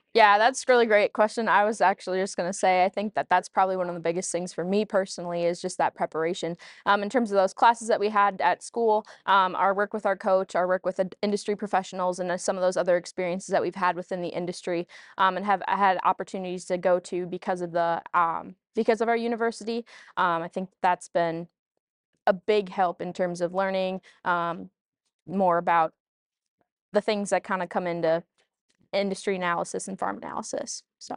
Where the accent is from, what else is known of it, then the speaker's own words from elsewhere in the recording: Allenton, Wisconsin, United States; my hometown, Farmers Green in Feed and Allenton